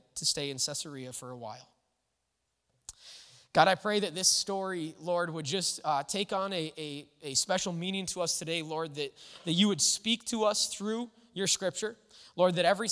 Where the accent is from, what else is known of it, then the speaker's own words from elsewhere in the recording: United States; we celebrate our freedom and independence as Americans